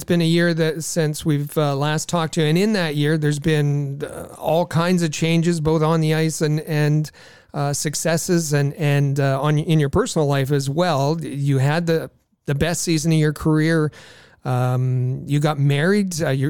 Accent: Thunder Bay, Ontario, Canada; who was a kid growing up in Thunder Bay

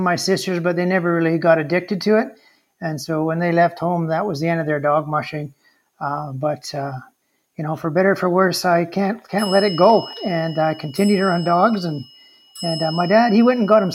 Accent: Fort St. James, British Columbia, Canada; I'm born and raised in Fort St. James, and I've been running sled dogs my entire life

